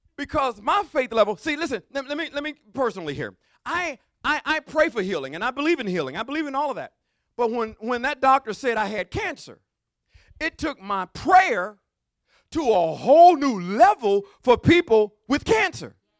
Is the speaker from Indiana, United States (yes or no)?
no; Mobile, Alabama, United States; I'm from deep down south. I'm from Mobile, Alabama